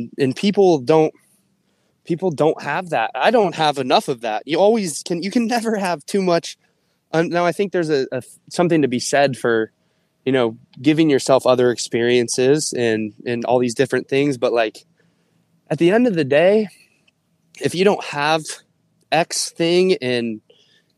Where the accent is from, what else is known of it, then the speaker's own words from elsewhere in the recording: Ohio, United States; moved away as an adult; I was from Ohio